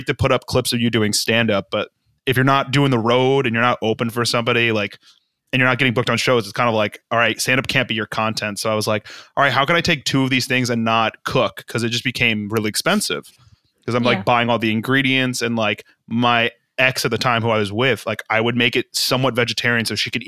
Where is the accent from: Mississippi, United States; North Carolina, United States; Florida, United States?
Florida, United States; Boca Raton; moved away as an adult; also born or lived in Norwalk, Connecticut / Connecticut / New York; now in Los Angeles, United States; I was born in Norwalk. And then I grew up in Boca Raton